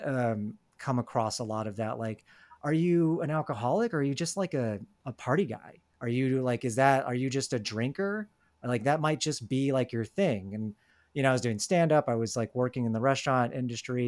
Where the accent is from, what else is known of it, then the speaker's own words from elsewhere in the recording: Atlanta, Georgia, United States; I'm from Atlanta